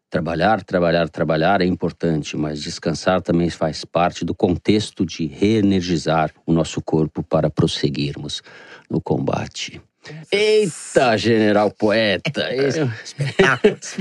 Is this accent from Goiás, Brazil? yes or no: no; São Paulo, Brazil; moved away as an adult; now in Rio de Janeiro, Brazil; eu sou paulistano, moro no Rio há quase oito anos